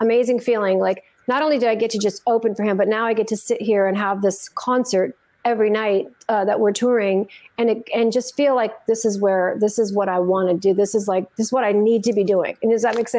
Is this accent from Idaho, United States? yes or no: no; Santa Fe, New Mexico, United States; I grew up in Santa Fe, New Mexico